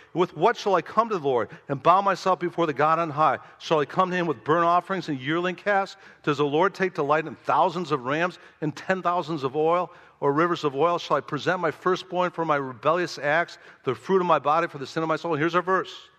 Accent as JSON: {"language": "English", "town": "Chicago", "region": "Illinois", "country": "United States", "said": "I was from Chicago, never been to pig farm my whole life"}